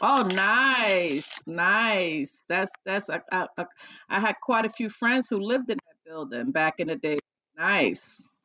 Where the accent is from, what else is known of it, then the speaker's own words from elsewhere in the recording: New York City, New York, United States; I grew up in the Bronx